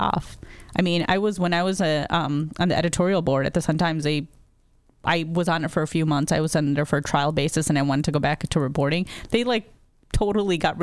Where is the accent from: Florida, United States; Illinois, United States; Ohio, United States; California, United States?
Illinois, United States; Chicago; I was born in Chicago, raised in, you know, the northern suburbs.